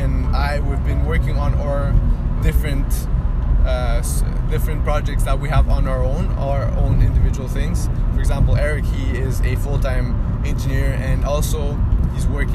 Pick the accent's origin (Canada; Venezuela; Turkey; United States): Venezuela; moved away; my country, my home country, Venezuela